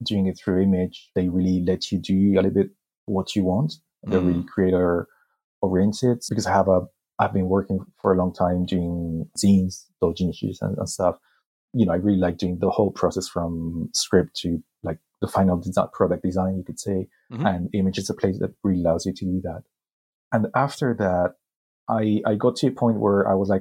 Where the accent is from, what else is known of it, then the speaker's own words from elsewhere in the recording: Spain; grew up in Spain. I started publishing in Spain